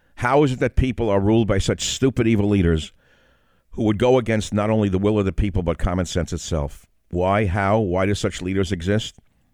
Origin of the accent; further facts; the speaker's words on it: New York City, New York, United States; I grew up in a melting pot. I grew up in New York City. I'm an immigrant son. We were a minority family, so naturally I grew up around minorities.